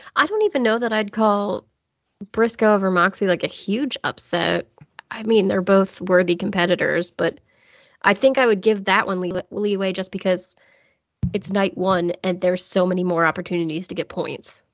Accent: United States; I'm American educated

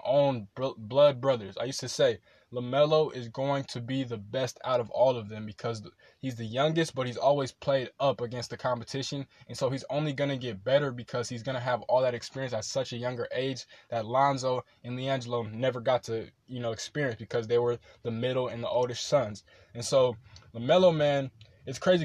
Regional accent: Rancho Cucamonga, California, United States; my hometown of Rancho Cucamonga

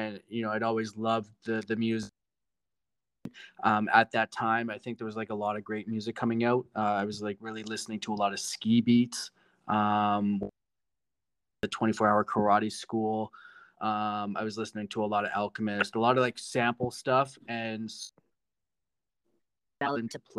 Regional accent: Ontario, Canada; also born or lived in Vancouver; I was born and raised in Ontario. So, in terms of music, I say my hometown is Vancouver.

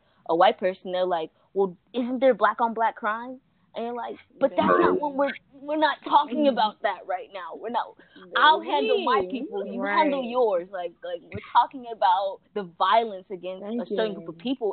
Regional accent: Connecticut, United States; now in Florida, United States; I'm from Connecticut

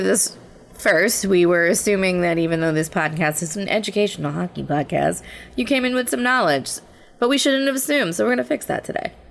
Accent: New Jersey, United States; in New Jersey, it never really ever got that cold

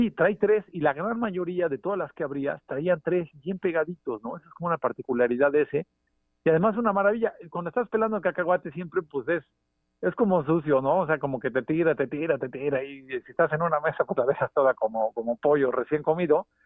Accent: Puebla, Mexico; como poblano

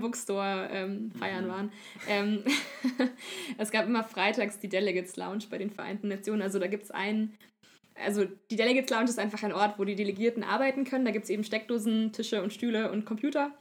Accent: Upper Bavaria, Germany; da, wo ich herkomme, ist jetzt nicht Niederbayerisch, Niederbayern, im Oberbayern ist es ungefähr so

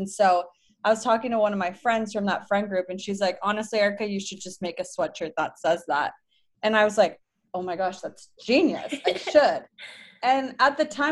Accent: Los Angeles, California, United States; moved away as an adult; also born or lived in Provo, Utah / San Francisco, California; I'm from Los Angeles, California. I was born and raised there

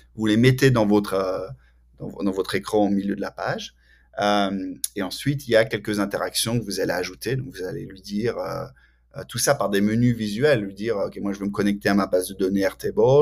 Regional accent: France; moved away as an adult; also born or lived in Canada; now in Cambridge, United States; je suis de France originellement. J'ai déménagé au, Canada pour un moment, après aux États-Unis, et maintenant, depuis euh, mars 2019, euh, je suis à Cambridge, dans le Massachusetts

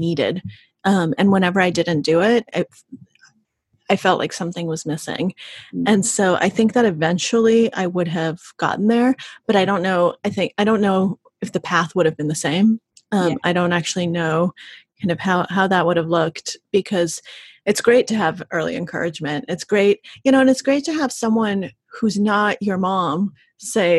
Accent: Russia; moved away; we left the Soviet Union, because I was born in Russia when it was still the Soviet Union.

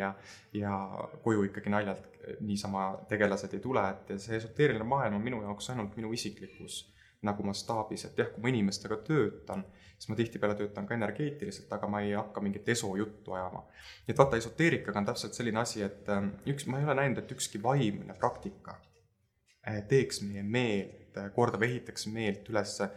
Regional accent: Tartu, Tartu County, Estonia; also born or lived in Lääne-Viru County; me kolisime ära siis Lääne-Virumaalt, äh, äh, kuna vanemad lahutasid ja, ja me kolisime Tartusse ja minu jaoks hakkas sealt nagu elu pihta

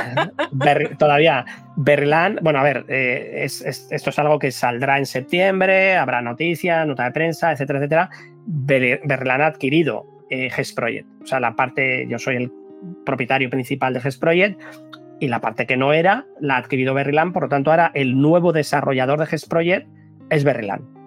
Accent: Basque Country, Spain; somos vascos

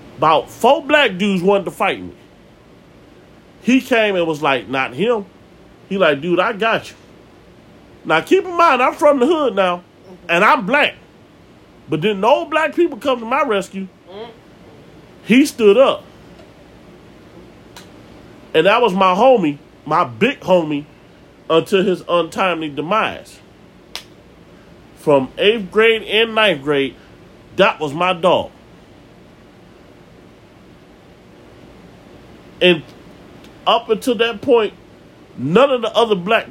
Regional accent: Cleveland, Ohio, United States; also born or lived in Maple Heights, Ohio; I moved from Kinsman to Maple Heights.

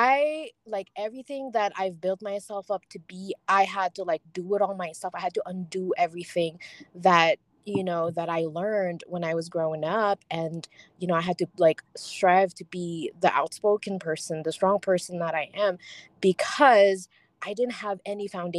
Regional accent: Philippines; now in United States; I grew up in the Philippines and they raise girls a lot differently back home. Mm-hmm. It was only until I moved to the US

